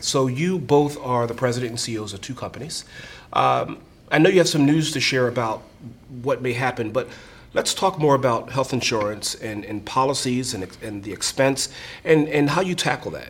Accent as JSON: {"language": "English", "area": "just outside of Philadelphia", "region": "Pennsylvania", "country": "United States", "tie": "born or raised there", "said": "I grew up just outside of Philadelphia"}